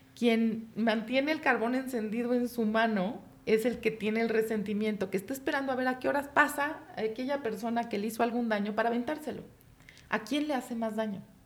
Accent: Mexico; Los mexicanos pudimos

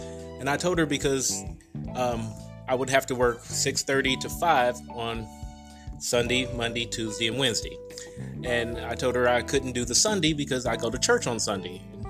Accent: Indianapolis, Indiana, United States; also born or lived in Alabama; I was born and raised in Indianapolis, went to Alabama A&M University for computer science.

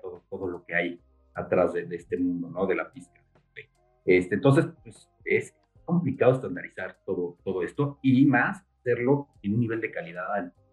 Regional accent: Mexico City, Mexico; yo soy chilango y, crecí aquí en la Ciudad de México

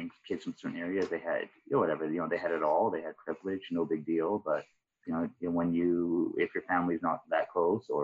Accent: Vancouver, British Columbia, Canada; I grew up in East Van. I grew up around Collingwood Renfrew area.

